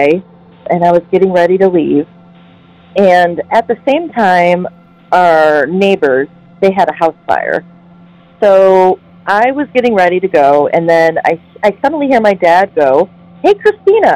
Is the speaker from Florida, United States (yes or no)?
no; Toledo, Ohio, United States; I'm from Toledo, Ohio